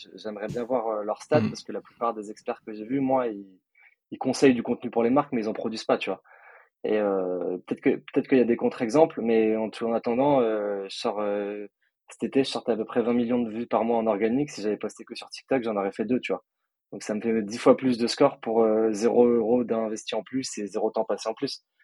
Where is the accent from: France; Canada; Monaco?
France; Nice, Provence-Alpes-Côte d'Azur; also born or lived in Paris; je suis de, moi, je suis de Nice. Après, je suis entre Nice et Paris un peu toute l'année